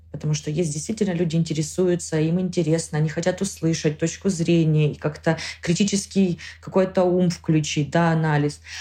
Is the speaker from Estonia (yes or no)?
no; Zakarpattia Oblast, Ukraine; moved away as an adult; now in Spain; я горжусь тем, что я украинка